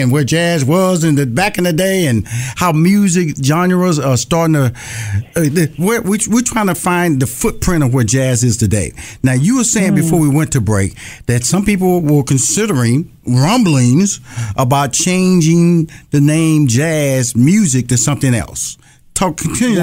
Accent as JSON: {"language": "English", "town": "Houston", "region": "Texas", "country": "United States", "tie": "born or raised there", "also_born_or_lived": "Los Angeles, California", "moved": "yes", "said": "I'm originally from Houston, Texas, born and raised"}